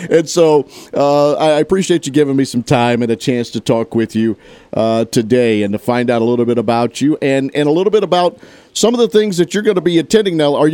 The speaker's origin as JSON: {"language": "English", "area": "Tate County", "region": "Mississippi", "country": "United States", "tie": "born or raised there", "said": "growing up in that area uh, of Tate County and living in in different spots in and around there"}